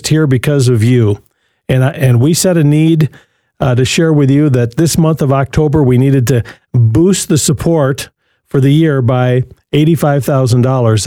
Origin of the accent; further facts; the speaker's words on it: Jackson, Michigan, United States; in Michigan, Midland, or Jackson, my hometown